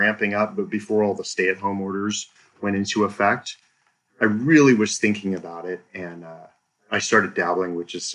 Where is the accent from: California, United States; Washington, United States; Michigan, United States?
Washington, United States; Seattle; also born or lived in Blaine, Washington; So I'm a native of Washington State. I was born and raised in the Seattle area.